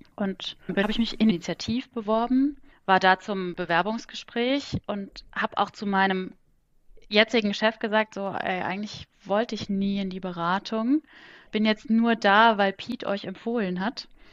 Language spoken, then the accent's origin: German; Kaiserslautern, Rhineland-Palatinate, Germany; also born or lived in Augsburg / France / Cologne; now in Bonn, Germany; gebürtige Kaiserslauterin